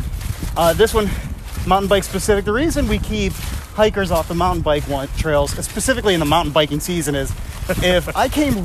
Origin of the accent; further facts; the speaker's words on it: Nanticoke, Pennsylvania, United States; My friend Brandon, who has been helping me out with the trails, and I grew up in Nanticleau